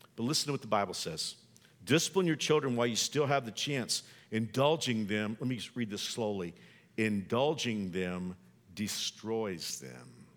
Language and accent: English; the South, United States; I know I'm old school and I'm from the South.